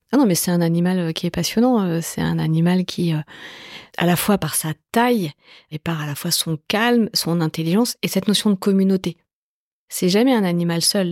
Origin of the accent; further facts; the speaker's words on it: Évry, Île-de-France, France; J'ai grandi dans la banlieue sud de Paris. J'ai grandi dans une cité qui s'appelle les Pyramides à Évry